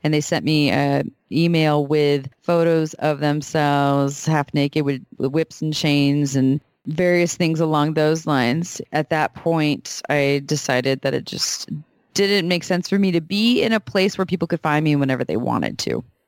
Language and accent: English; Santa Cruz, California, United States; born and raised in Santa Cruz, such as myself